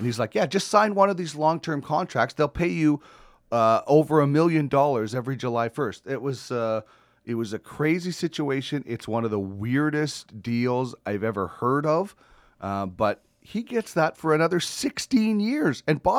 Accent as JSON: {"language": "English", "town": "St. Albert", "region": "Alberta", "country": "Canada", "tie": "born or raised there", "said": "a local player from my hometown of St. Albert, just outside, of course, Edmonton"}